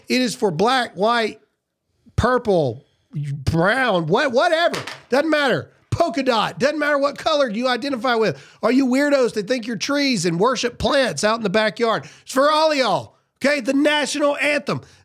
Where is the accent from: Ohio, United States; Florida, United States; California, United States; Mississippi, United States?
Mississippi, United States; I'm from Mississippi